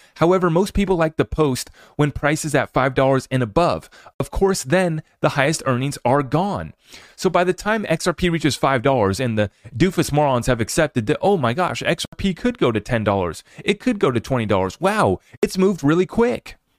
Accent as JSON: {"language": "English", "country": "United States", "said": "as an American"}